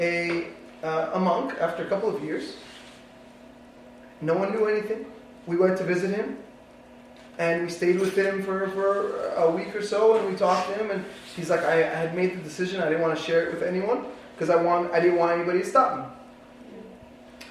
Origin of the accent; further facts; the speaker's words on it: East Coast, United States; moved away; I grew up with in the East Coast